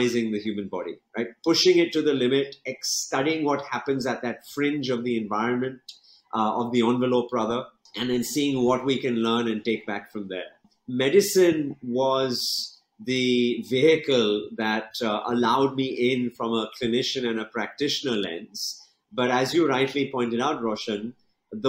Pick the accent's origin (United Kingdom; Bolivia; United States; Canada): United Kingdom; England; moved away as an adult; now in Mumbai, India; studying and growing up in England